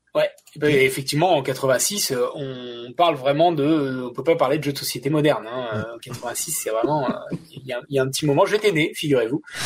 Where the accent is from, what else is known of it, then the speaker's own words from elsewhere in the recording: France; je suis français